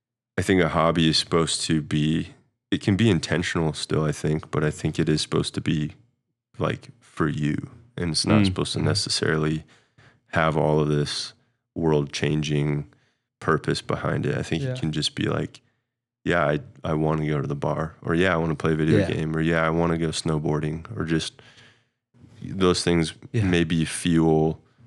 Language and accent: English; Midwest, United States; Maybe it was the way we were raised in the Midwest